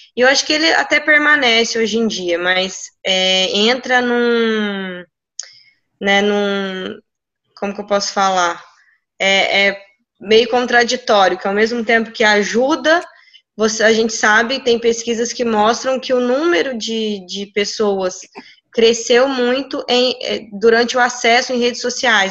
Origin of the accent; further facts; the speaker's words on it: Minas Gerais, Brazil; moved away; na minha cidade, na cidade que eu, que eu que eu vim de Minas, é uma cidade extremamente pequena